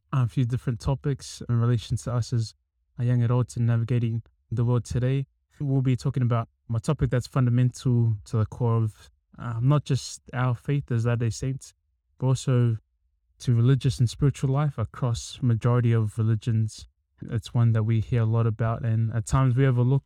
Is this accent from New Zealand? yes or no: yes; Auckland, New Zealand; also born or lived in Australia; I'm from Auckland, Central Auckland, born in Australia, but yeah, raised here